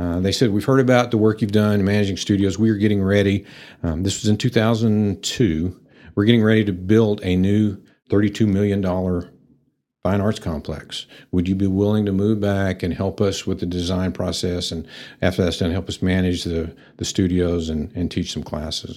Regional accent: Pampa, Texas, United States; also born or lived in Nashville; I'm a native to the area. I grew up in Pampa

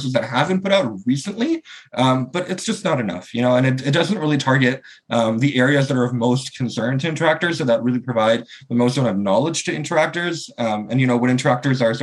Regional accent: Canada; I'm from Canada and in North America.

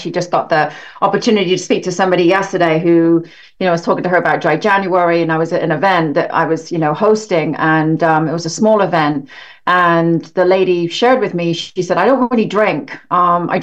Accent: England, United Kingdom; moved away; I grew up in England

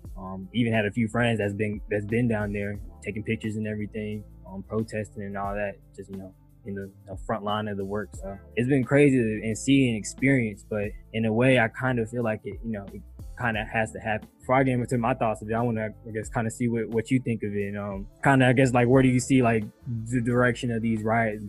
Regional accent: Atlanta, Georgia, United States; I'm a Metro Atlanta City kid

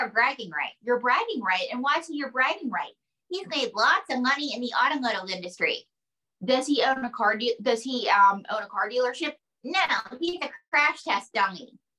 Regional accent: Pocatello, Idaho, United States; I'm from Pocatello, Idaho.

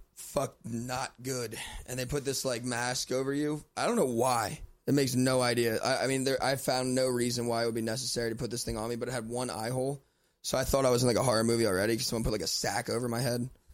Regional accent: Lancaster, Pennsylvania, United States; born or raised there

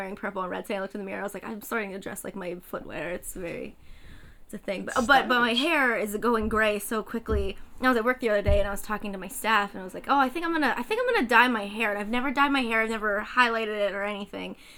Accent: United States; I'm an American

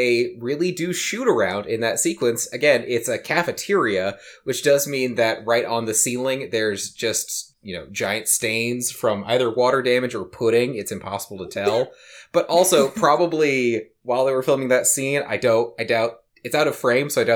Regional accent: St. Helens, Oregon, United States; So I grew up in St. Helens, Oregon

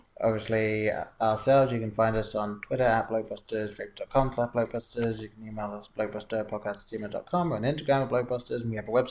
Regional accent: England, United Kingdom; growing up in England

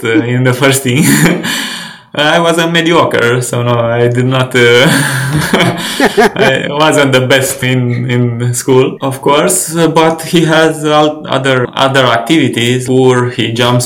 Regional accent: Ploiești, Prahova, Romania; I grew up in a small city, Ploiești, near Bucharest, 60 kilometers away

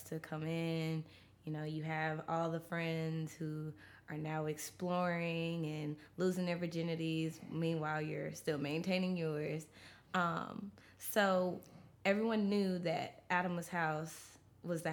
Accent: Memphis, Tennessee, United States; also born or lived in Mount Vernon, New York, United States; we moved to Memphis after 9/11

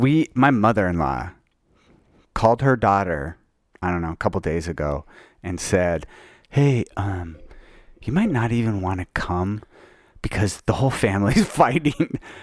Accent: Utah, United States; I did because I was raised in Utah.

